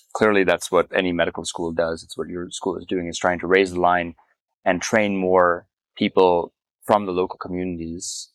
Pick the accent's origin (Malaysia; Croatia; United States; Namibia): Namibia; moved away; I was born in Namibia. I returned to Namibia six years ago after 25 years of not having been back